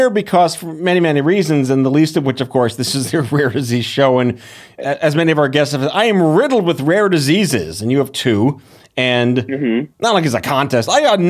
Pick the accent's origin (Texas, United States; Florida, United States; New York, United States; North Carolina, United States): New York, United States; as a New Yorker